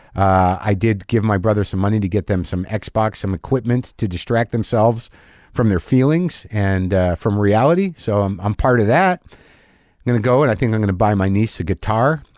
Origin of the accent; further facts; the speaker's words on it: Albuquerque, New Mexico, United States; moved away; in Albuquerque, in my hometown, literally three or four blocks from where I grew up